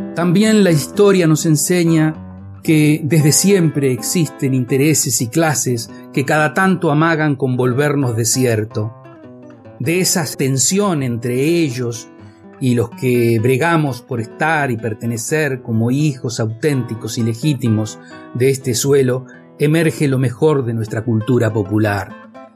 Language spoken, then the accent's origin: Spanish; Pehuajó, Buenos Aires Province, Argentina; Nací, crecí y vivo en Peguajó, provincia de Buenos Aires